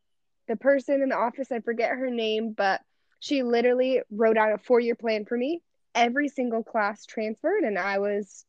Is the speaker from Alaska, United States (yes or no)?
yes; Anchorage, Alaska, United States; moved away as an adult; now in California, United States; So initially I'm from Anchorage, Alaska, and It's really cold and dark there in the winters.